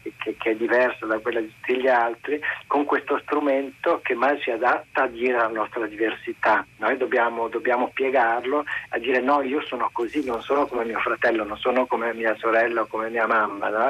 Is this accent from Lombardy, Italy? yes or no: no; Trento, Trentino-Alto Adige, Italy; now in Paris, France; io sono originario di Trento, sono vissuto in un paesino fuori, fuori città